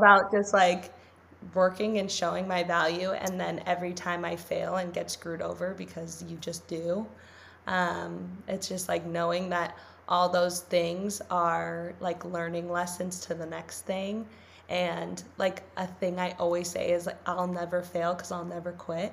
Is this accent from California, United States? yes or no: yes; Los Angeles, California, United States; I grew up in LA, but like I grew up in the Valley.